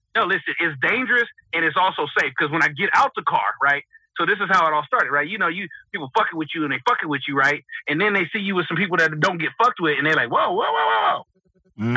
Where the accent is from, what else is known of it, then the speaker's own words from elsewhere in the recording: West Coast, United States; I'm from the West Coast